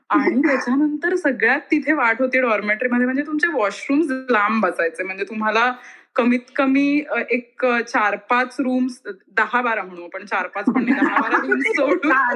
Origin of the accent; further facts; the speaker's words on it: Miraj, Maharashtra, India; moved away as an adult; also born or lived in Pune; now in Germany; मी मूळची ऍक्च्युली मिरजेची आहे बऱ्याच लोकांना कदाचित माहिती नसेल पण सांगलीच्या जवळ एक मिरज नावाचं गाव